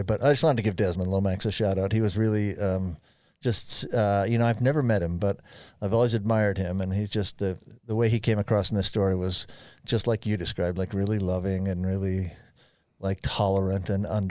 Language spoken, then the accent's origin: English; Florida, United States; now in Utah, United States; I grew up in Florida. I didn't really grow up in Utah.